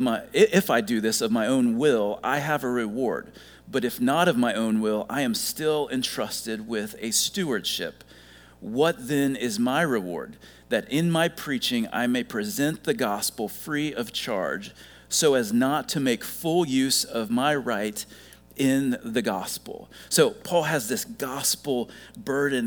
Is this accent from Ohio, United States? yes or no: yes; Ohio, United States; moved away as an adult; now in South Carolina, United States; I grew up in Ohio